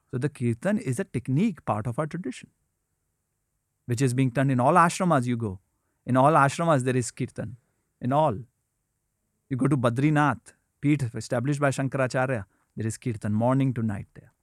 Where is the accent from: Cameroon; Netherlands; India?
India; when I was growing up in India